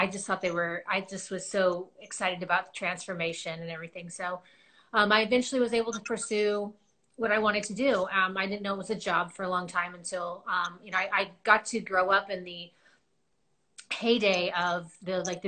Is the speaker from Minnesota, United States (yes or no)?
no; Agoura Hills, California, United States; I grew up here in Agora in Southern California